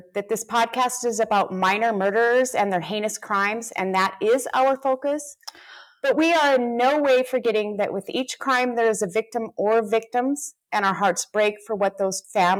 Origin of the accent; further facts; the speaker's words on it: California, United States; now in North Dakota, United States; I have my in-laws, but my family, because I'm from California.